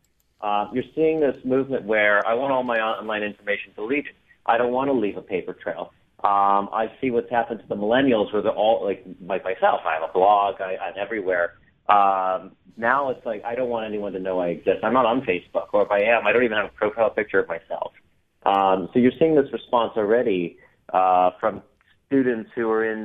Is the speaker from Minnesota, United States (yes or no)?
yes; Minnesota, United States; I grew up in Minnesota